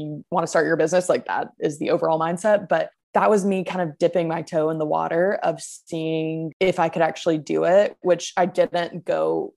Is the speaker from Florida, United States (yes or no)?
no; Macon, Georgia, United States; now in Decatur, United States; I'm originally from Macon, Georgia, which is about an hour south of Atlanta.